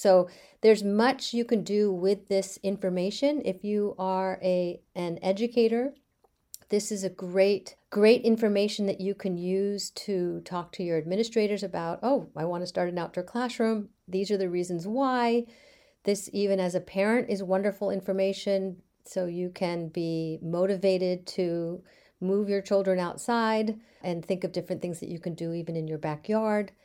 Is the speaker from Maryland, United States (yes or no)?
yes; Bethesda, Maryland, United States; now in Beverly, United States; I grew up in Bethesda, Maryland